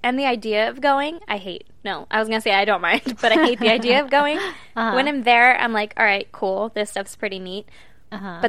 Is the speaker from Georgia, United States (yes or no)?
no; California, United States; I realize that I have every other idiosyncrasy or whatever from California, but I hate the Cali thing.